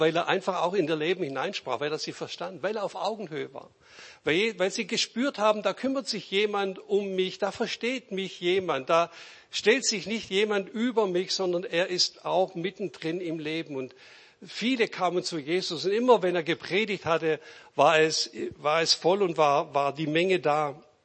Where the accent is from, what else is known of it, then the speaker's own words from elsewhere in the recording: Reutlingen, Baden-Württemberg, Germany; ich bin auch Schwabe